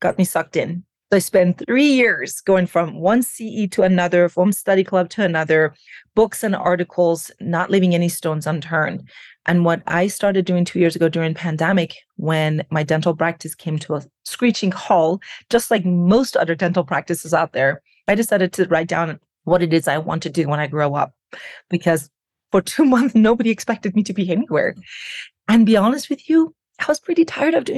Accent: Iran; moved away as an adult; now in United States; I was born and raised in Iran. I came to the United States about 23 years ago. So more than half of my life, I have lived here

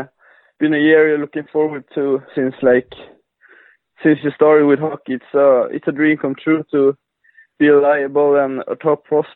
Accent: Luleå, Norrbotten County, Sweden; I'm from the northern part of Sweden. a city called Lulea.

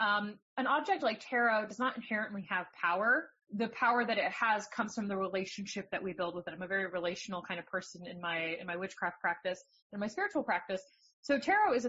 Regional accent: New Jersey, United States; moved away; I'm from New Jersey

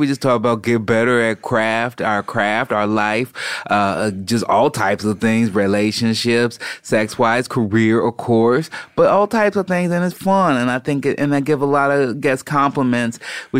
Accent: Chicago, Illinois, United States; growing up in Chicago

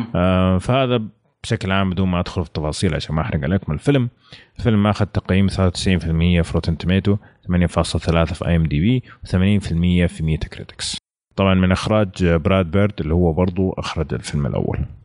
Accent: Saudi Arabia; وموجود عندنا في السعوديه

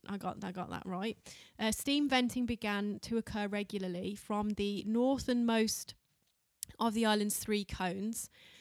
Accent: United Kingdom; We're fucking Brits.

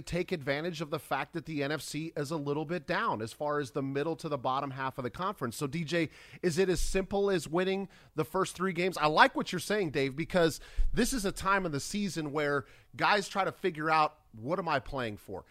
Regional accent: Minnesota, United States; I grew up in Minnesota

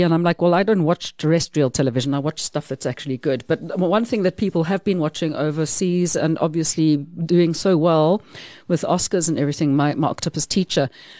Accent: South Africa; I must be about the only South African woman who can't.

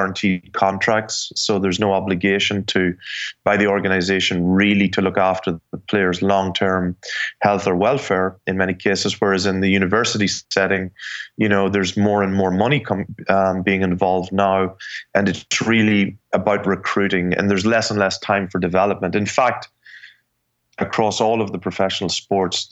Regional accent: Ireland; moved away as an adult; also born or lived in New York; now in United States; I was raised in Ireland

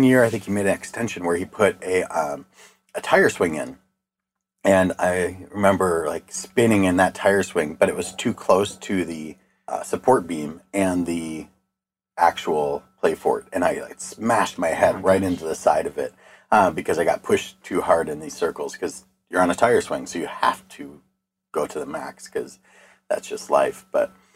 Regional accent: Eastpointe, Michigan, United States; my childhood, we grew up on Stevens Drive

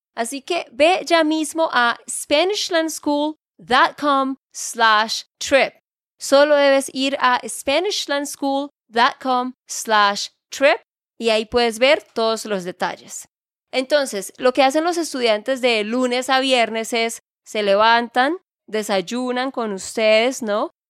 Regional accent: Santander, Colombia; de Santander, Colombia

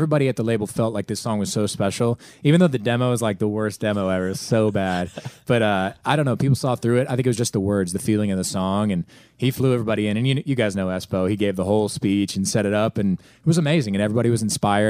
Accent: Pittsburgh, Pennsylvania, United States; You know, we played in my hometown, Pittsburgh. We played at Heinz Field. Dream come true.

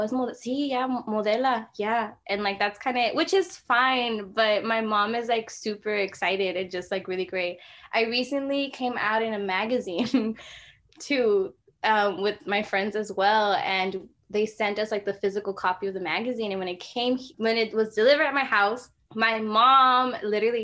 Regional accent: Los Angeles, California, United States; I'm from South Central. I'm, you know, I rep the 323. I'm from Watts, like Watts and Compton

